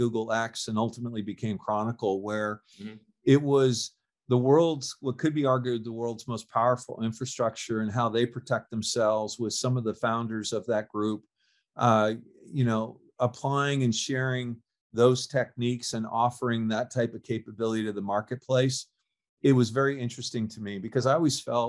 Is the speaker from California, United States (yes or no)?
yes; California, United States; I'm born and raised in California